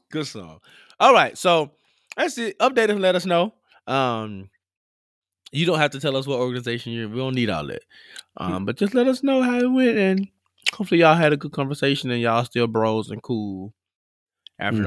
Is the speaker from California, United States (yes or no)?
no; Memphis, Tennessee, United States; I'm from Memphis, and Memphis is a really big capital city